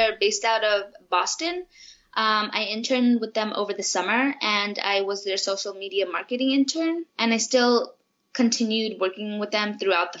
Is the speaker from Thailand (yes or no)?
yes; Bangkok, Thailand; moved away as an adult; now in Florida, United States; Well, my mom is Japanese and my dad is American. He's from Michigan, but I was born and raised in Thailand and I was there for about 18 years.